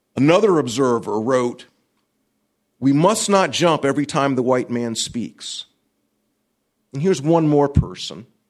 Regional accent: Columbia, South Carolina, United States; I'm from Columbia, South Carolina.

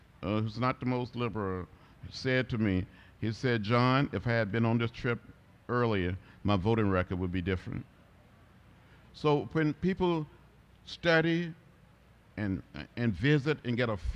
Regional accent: Troy, Alabama, United States; moved away; when I was growing up outside of Troy, when I was only about 16 years old

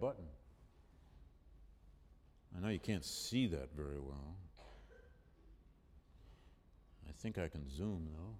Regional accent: Flint, Michigan, United States; moved away; when I was growing up in Flint, Michigan, in boom times

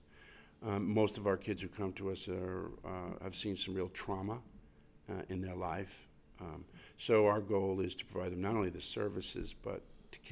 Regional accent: New York City, New York, United States; I grew up in Queens, in Flushing, Queens

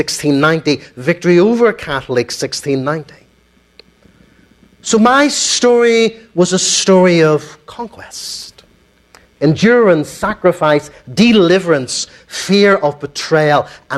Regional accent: Ulster, Northern Ireland, United Kingdom; my community, okay? The Ulster Protestant Unionist British Loyalist community

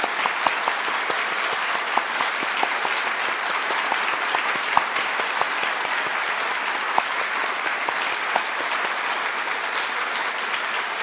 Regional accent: Graz, Styria, Austria; moved away as an adult; now in Stanford, United States; I am from Graz in Austria and currently at Stanford as the Austrian visiting chair professor.

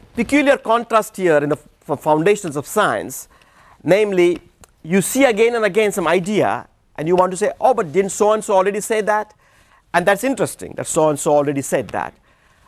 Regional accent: India; moved away; I come from India, and we have a fatal flaw, which is to speak too fast.

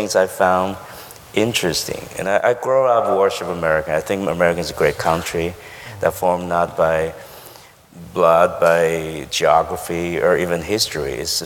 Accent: Taiwan; English is a second language; moved away; growing up in Taiwan

